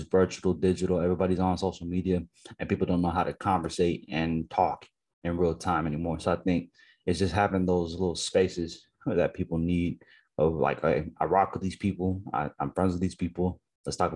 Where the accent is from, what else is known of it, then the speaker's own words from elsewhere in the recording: United States; I'm an Americanized Nigerian person where I grew up in America